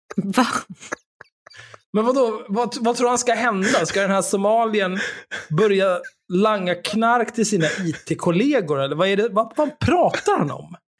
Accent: Stockholm, Stockholm County, Sweden; Jag är uppvuxen på Söder, där Eriksdalsbadet ligger

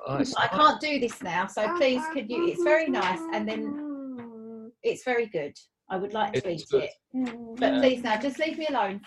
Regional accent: Basildon, East of England, United Kingdom; now in South Woodford, United Kingdom; I'm from Basildon.

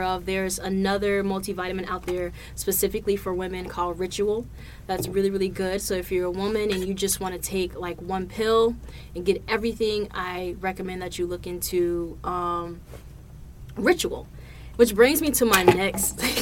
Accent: Providence, Rhode Island, United States; moved away; back to my hometown, back to Providence, Rhode Island.

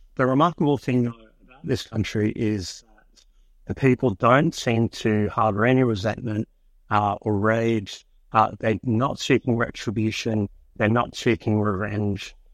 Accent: United States; now in Australia; I grew up in America

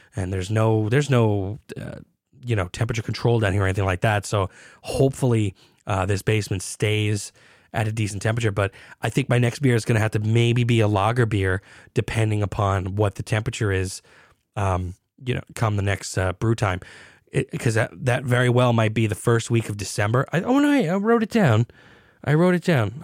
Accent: United States; I am as American as you can get

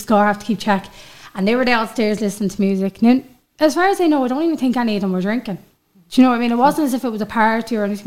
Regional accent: Dublin, Leinster, Ireland; now in Louth, Ireland; I'm originally from Crumlin, but I live in Louth

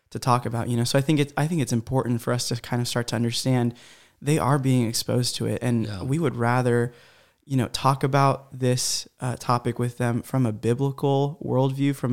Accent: Honduras; born there; I was born in Honduras you know Central America but you know my parents really lived there they grew up there

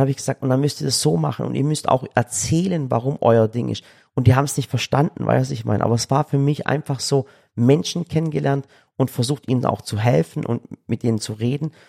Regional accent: Yozgat, Yozgat Province, Turkey; krass, ihr seid gerade dort, wo ich herkomme. Ich wusste gar nicht, dass es so schön ist.

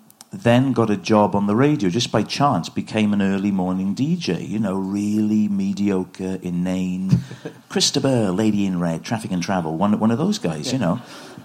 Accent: Port Talbot, Wales, United Kingdom; I grew up in Port Talbot, and I was very naive. You know, I didn't grow up quick. I grew up slowly, and I was the oldest sibling.

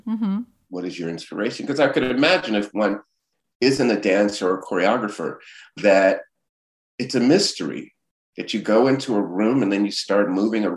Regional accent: Miami, Florida, United States; moved away; growing up in Liberty City, I, as a kid, witnessed civil unrest

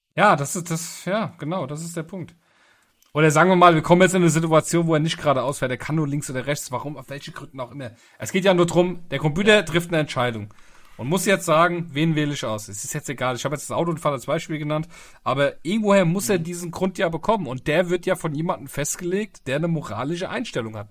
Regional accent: Germany; bei uns in Deutschland

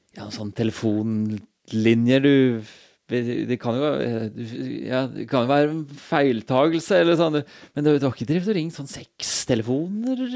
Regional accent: Stavanger, Rogaland, Norway; moved away; så lenge jeg bodde hjemme i Stavanger

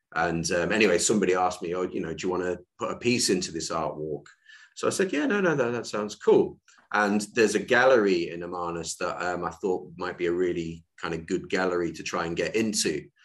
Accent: Ulverston, North West England, United Kingdom; moved away; also born or lived in South Africa; the actual town I grew up in is a place called Ulverston

